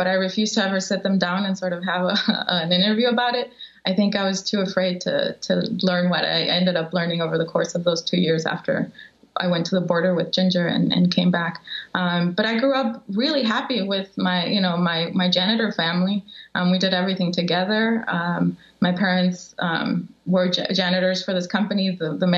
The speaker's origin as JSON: {"language": "English", "town": "Chicago", "region": "Illinois", "country": "United States", "tie": "born or raised there", "also_born_or_lived": "Mexico", "said": "growing up in Chicago"}